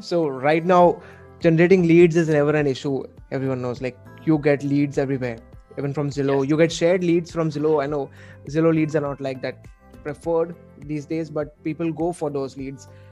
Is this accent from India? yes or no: yes; Mumbai, Maharashtra, India; I'm from India, from Mumbai the financial capital